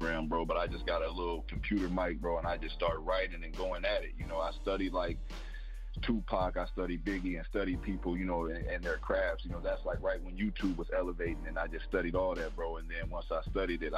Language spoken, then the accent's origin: English; Denver, Colorado, United States; moved away as an adult; also born or lived in Iowa; now in Houston, United States; Denver is my original home. Denver, Colorado.